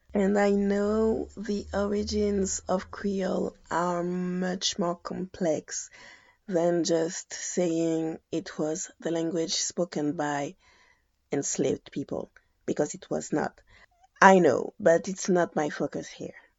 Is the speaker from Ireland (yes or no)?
no; Guadeloupe; also born or lived in France; I was born and raised in Guadeloupe